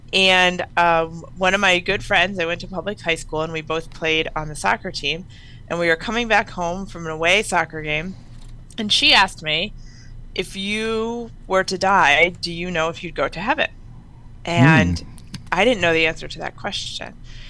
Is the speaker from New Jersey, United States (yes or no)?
yes; New Jersey, United States; moved away; I grew up in New Jersey, you know, always going to church.